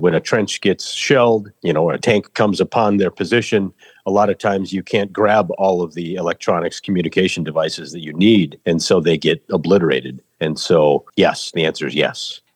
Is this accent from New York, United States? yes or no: no; rural Minnesota, United States; also born or lived in Seoul, South Korea; brought to America at age eight months. So on March 5th of 1982, I landed at Minneapolis St. Paul International Airport and was adopted by the Lindquist family in rural Minnesota on a farm